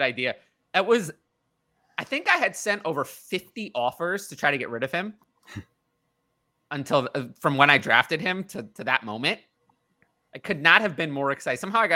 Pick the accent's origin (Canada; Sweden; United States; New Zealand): United States; New York; I'm from New York